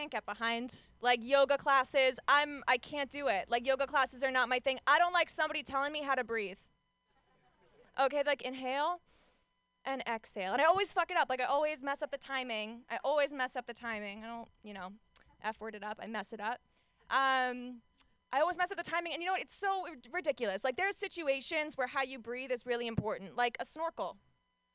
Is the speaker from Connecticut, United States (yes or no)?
no; Orange County, California, United States; I'm from Orange County, California